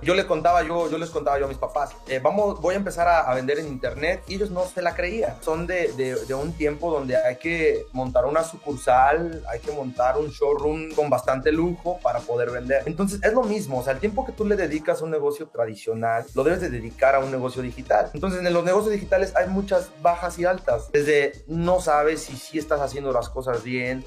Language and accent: Spanish; Mexico; now in United States; yo soy mexicano